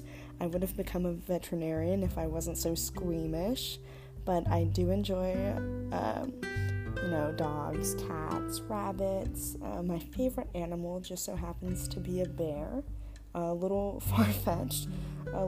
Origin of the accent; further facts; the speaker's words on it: Long Beach, California, United States; now in San Diego, United States; I'm originally from Long Beach, California